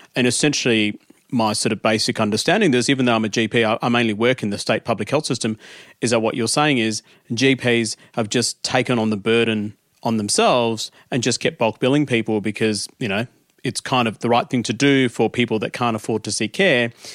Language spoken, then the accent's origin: English; India; now in Australia; back in my home country, I was actually born in India